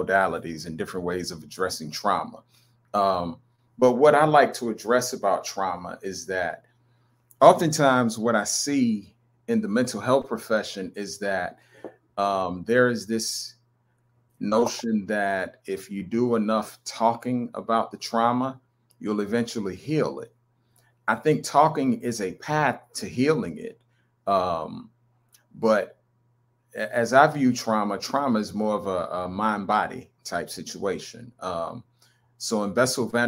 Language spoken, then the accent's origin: English; North Carolina, United States; I'm actually from North Carolina.